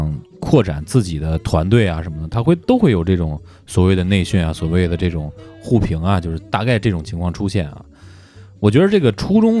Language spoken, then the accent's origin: Chinese; Beijing, China; 那个人家确实我是一口土话，我是北京的